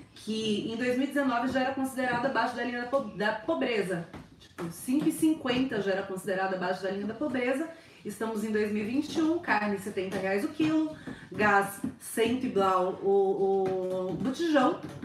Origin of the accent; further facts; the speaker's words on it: Brazil; moved away as an adult; quando eu saí do Brasil